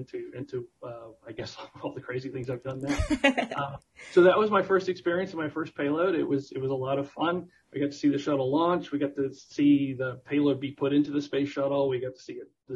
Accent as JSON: {"language": "English", "region": "South Florida", "country": "United States", "tie": "born or raised there", "said": "I grew up in South Florida"}